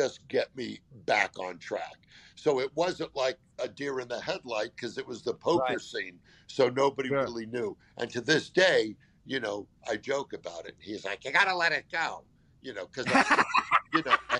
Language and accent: English; California, United States; I grew up in California